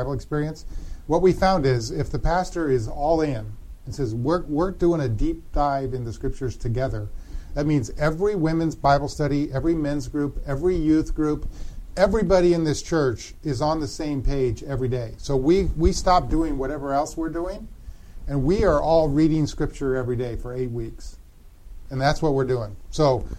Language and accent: English; Denver, Colorado, United States; also born or lived in Grand Rapids, Michigan; I grew up in the Dutch Reformed tribe out of Denver, Colorado